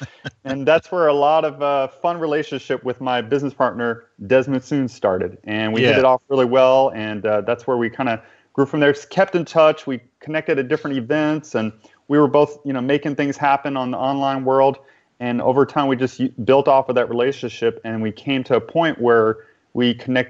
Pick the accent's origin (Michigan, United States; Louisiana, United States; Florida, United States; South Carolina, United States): Louisiana, United States; New Orleans; where I'm originally from New Orleans, Louisiana. Mm-hmm. And even though I don't have the Southern accent right now, it's because I've lived in so many other places after that time.